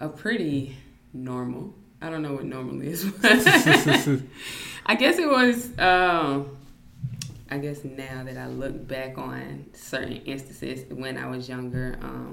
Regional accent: Thomson, Georgia, United States; also born or lived in Leavenworth, Kansas / Alaska / Fort Benning, Georgia; we came to Thompson, which I call my hometown because that's where I was raised

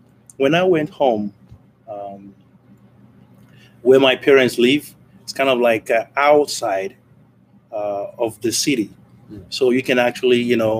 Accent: Nigeria; now in United States; I'm from Nigeria.

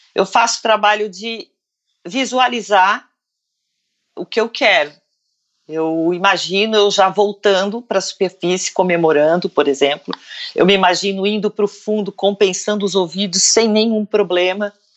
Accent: Brazil; Eu falei: do Brasil

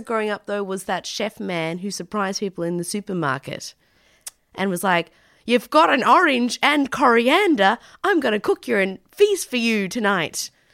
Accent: Tasmania, Australia; I grew up in Tasmania

